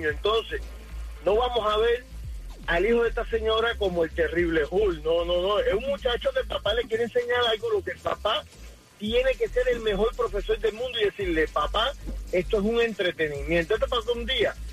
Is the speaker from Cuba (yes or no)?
yes; Cuba; now in United States; cuando llegué de Cuba eh, pensé que jugando en, en los casinos iba a, a, lograr mi sueño americano